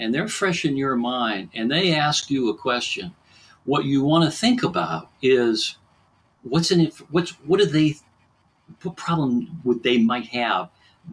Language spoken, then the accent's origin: English; Pittsburgh, Pennsylvania, United States; I'm from Pittsburgh, Western Pennsylvania